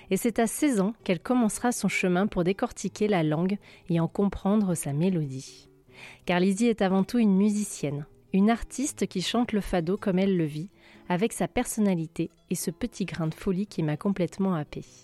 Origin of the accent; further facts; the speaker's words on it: France; Je suis née en France, mais j'ai toujours eu la tête au Portugal, mon pays de cœur.